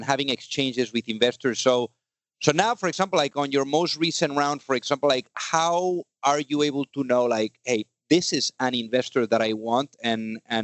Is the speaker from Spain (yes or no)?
yes; Spain; now in United States; I'm from Spain